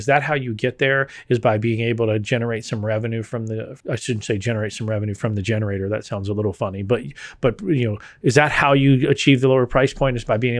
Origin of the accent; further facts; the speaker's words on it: Texas, United States; I being a Texan and being here in the ERCOT grid